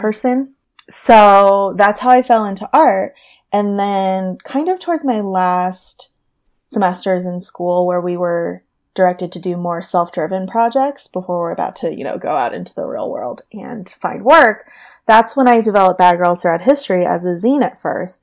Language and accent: English; Orange County, California, United States; also born or lived in San Diego; now in Los Angeles, United States; I was born and raised in Orange County